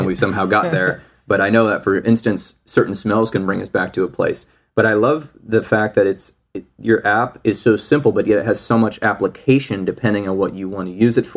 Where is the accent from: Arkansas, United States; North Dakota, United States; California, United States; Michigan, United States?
Michigan, United States; moved away; also born or lived in Arizona; growing up in Michigan